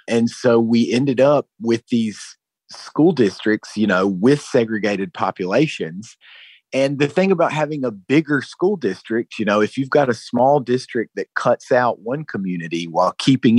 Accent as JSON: {"language": "English", "region": "North Carolina", "country": "United States", "lives_now": "San Diego, United States", "said": "I've been covering education here for a little more than 3 years, and I'm from North Carolina."}